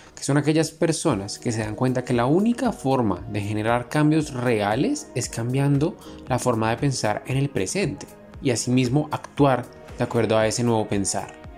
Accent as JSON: {"language": "Spanish", "country": "Panama", "said": "como panameños y como jóvenes latinoamericanos"}